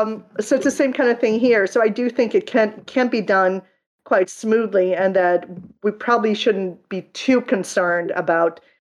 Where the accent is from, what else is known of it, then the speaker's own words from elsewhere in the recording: Sweden; English is a second language; I mean, where I grew up in Sweden, I had never heard of Daredevil until the Daredevil movie came out in 2003